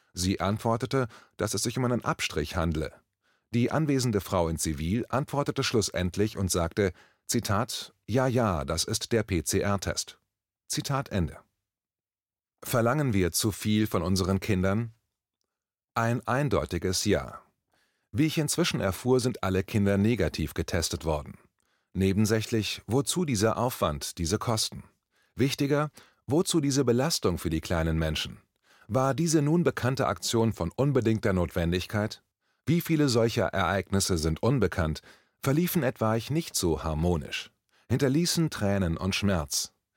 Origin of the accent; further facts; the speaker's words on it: Berlin, Germany; Ich als Berliner